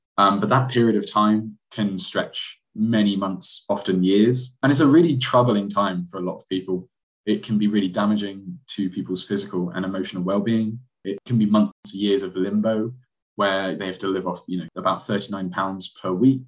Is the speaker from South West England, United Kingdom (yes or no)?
yes; Bristol, South West England, United Kingdom; also born or lived in Manchester; came back to my hometown Bristol and started working here